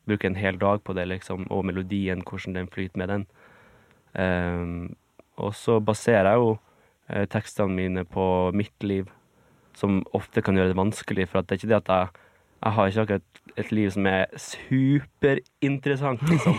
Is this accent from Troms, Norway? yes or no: yes; Bjarkøy, Troms, Norway; moved away; det var jo der jeg vokste opp